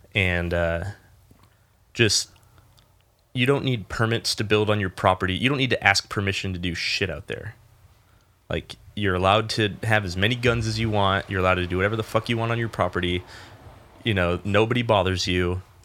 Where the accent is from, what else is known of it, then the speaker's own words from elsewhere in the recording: Rio Grande, United States; also born or lived in Ventura, California; I was born in Ventura and moved to Rio Grande when I was four.